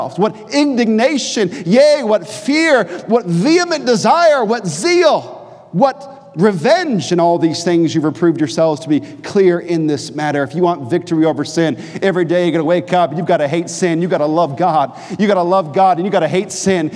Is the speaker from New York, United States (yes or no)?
no; New Hampshire, United States; moved away; also born or lived in North Carolina; I'm from New Hampshire, not really North Carolina